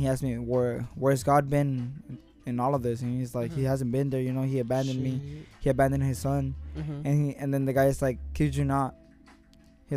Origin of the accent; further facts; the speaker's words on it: Mexico; well, I'm from Mexico